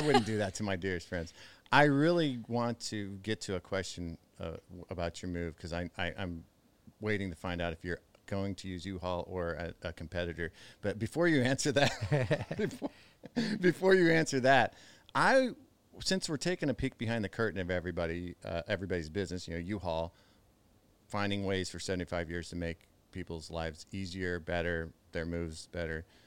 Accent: Midwest, United States; growing up in the Midwest

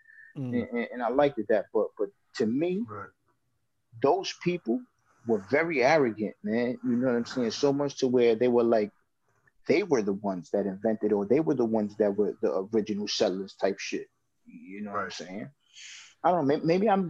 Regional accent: Puerto Rico; being Puerto Rican, I'm very proud of that.

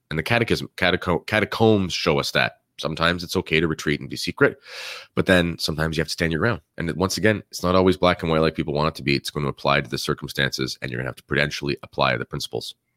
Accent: Canada; as Canadians

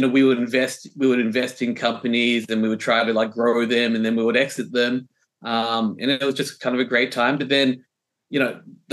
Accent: Melbourne, Victoria, Australia; moved away as an adult; now in New York City, United States; I grew up, I was born in Melbourne.

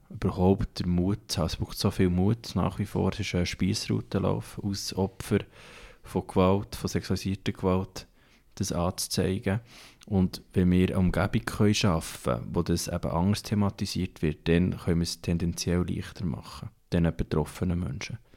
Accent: Thun, Bern, Switzerland; Ich komme selber ja aus Thun

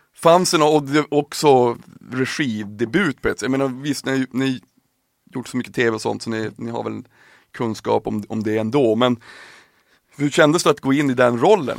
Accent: Piteå, Norrbotten County, Sweden; Jag är uppväxt i Piteå

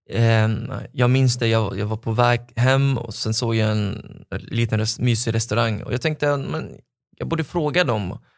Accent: Lebanon; now in Sweden; så det blir som att jag har flyttat från Libanon till Libanon eh, point two.

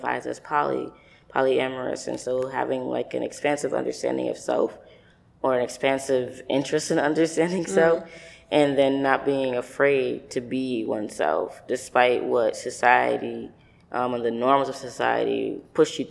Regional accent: New York, United States; also born or lived in Utica, New York; I grew up in New York, both upstate New York, central New York area, and New York City

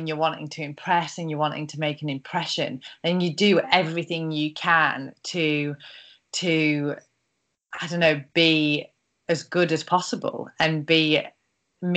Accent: Carlisle, North West England, United Kingdom; also born or lived in Australia; moving back to Carlisle, where I'm from, and starting at a law firm here, thinking that if I did 9 to 5 and was in my hometown

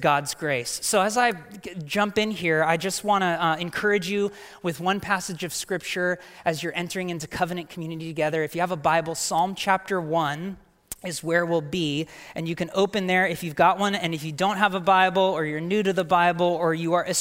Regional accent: Portland, Oregon, United States; moved away as an adult; also born or lived in Bay Area; I'm a Portland native

